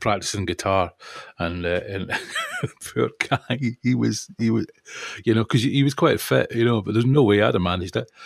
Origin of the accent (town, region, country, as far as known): Perth, Scotland, United Kingdom; moved away; also born or lived in Guildford